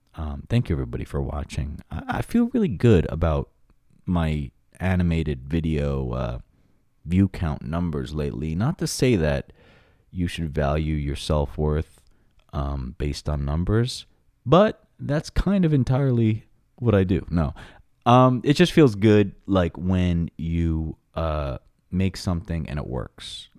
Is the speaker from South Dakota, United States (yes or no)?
no; Long Island, New York, United States; my hometown of Long Island, New York